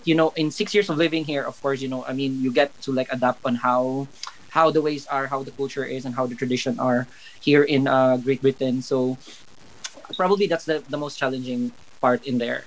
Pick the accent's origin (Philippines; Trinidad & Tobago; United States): Philippines; moved away as an adult; now in United Kingdom; Growing up in the Philippines